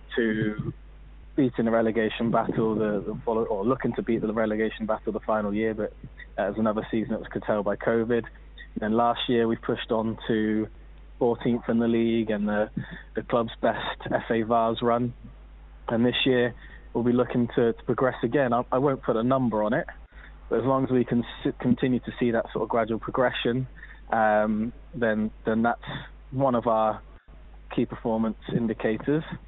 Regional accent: Minehead, South West England, United Kingdom; moved away as an adult; also born or lived in America; now in Exeter, United Kingdom; went back to my hometown team of Minehead

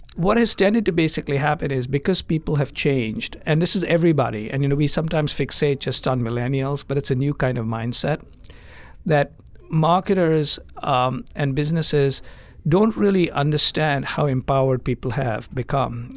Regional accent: India; moved away; I grew up in India

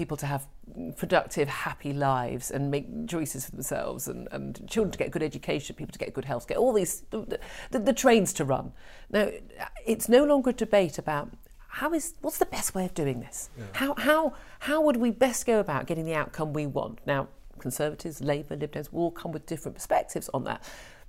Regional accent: Birmingham, West Midlands, United Kingdom; born there; I was born in Birmingham.

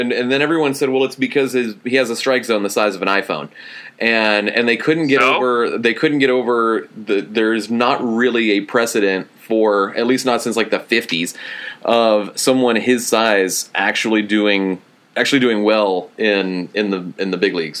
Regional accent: Pasadena, Texas, United States; I'm from Pasadena

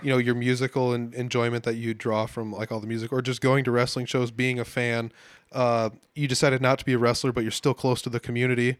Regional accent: Humboldt, Iowa, United States; my hometown of Humboldt, Iowa

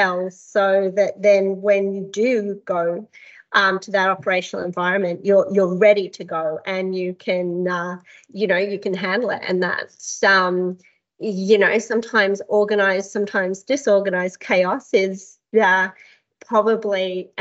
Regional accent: Canberra, Australian Capital Territory, Australia; moved away as an adult; also born or lived in Calgary, Canada; now in Bermagui, Australia; I grew up in Canberra

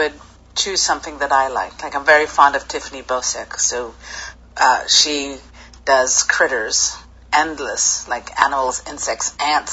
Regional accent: Hastings, South East England, United Kingdom; now in New York, United States; I grew up in Hastings, in Sussex.

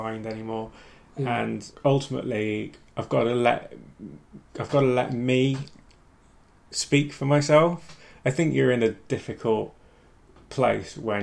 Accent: Ilkley, Yorkshire and the Humber, United Kingdom; moved away as an adult; also born or lived in Hull / Leeds; now in London, United Kingdom; So I grew up in Ilkley, lived there, went to university when I was 18, which was in Hull, so I did not go particularly far.

